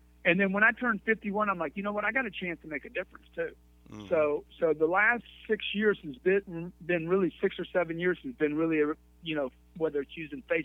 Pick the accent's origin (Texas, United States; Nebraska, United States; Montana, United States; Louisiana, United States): Louisiana, United States; Lake Charles; accent: Louisiana; moved away; I'm originally from Lake Charles, Louisiana, a little small town, about 60,000 people